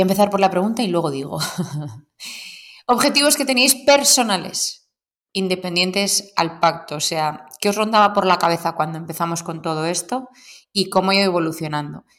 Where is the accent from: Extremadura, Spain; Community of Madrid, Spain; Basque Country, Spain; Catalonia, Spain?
Basque Country, Spain; soy vasca